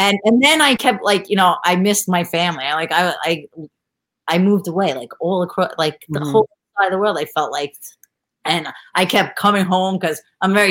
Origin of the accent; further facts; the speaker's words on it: New York, United States; moved away; I'm from New York